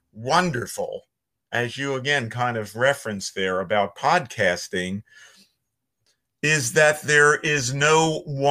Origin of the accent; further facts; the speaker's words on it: Philadelphia, Pennsylvania, United States; accent: Philly; I have a Philly accent, which I cannot deny, because I grew up in Northeast Philadelphia